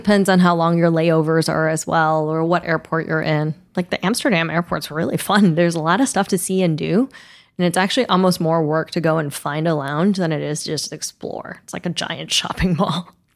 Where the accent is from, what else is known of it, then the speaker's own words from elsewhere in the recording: Taiwan; moved away; I grew up in Taiwan, so Taipei is always gonna be my home airport.